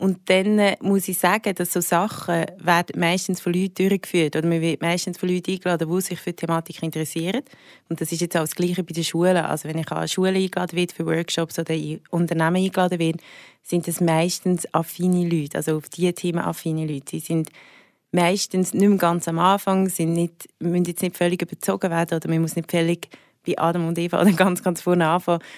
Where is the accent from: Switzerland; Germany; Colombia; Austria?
Switzerland; Willisau, Lucerne; also born or lived in Zurich (Schwammendingen); Also ich bin in Zürich aufgewachsen, in Schwammendingen. Und bin dann mega, also sehr jung, mit 8 auf Willisau gezogen, das ist im Luzerner Hinterland